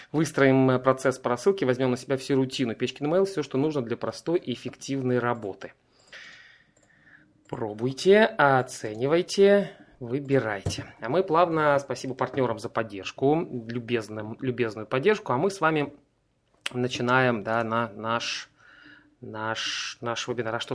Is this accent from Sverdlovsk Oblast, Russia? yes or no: no; Saint Petersburg, Russia; я из Петербурга, и я принимаю одновременно солнечные ванны.